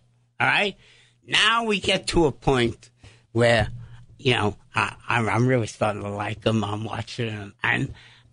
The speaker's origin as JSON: {"language": "English", "town": "New York City", "region": "New York", "country": "United States", "tie": "born or raised there", "said": "I was born in St. Clair's Hospital on 52nd Street"}